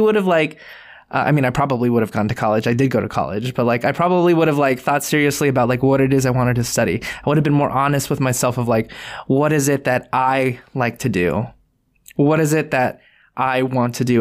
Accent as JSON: {"language": "English", "country": "United States", "said": "Filipino Americans"}